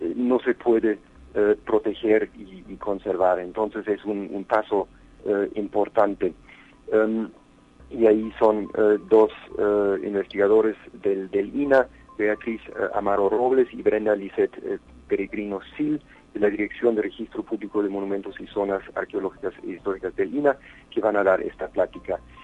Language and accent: Spanish; San Luis Potosí, Mexico; quienes somos como potosinos, como mexicanos, como humanos